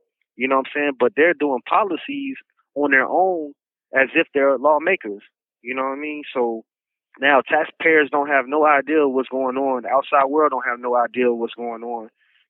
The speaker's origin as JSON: {"language": "English", "town": "Chicago", "region": "Illinois", "country": "United States", "tie": "born or raised there", "also_born_or_lived": "Virginia", "said": "know, I've been back and forth between Chicago and Virginia my whole life."}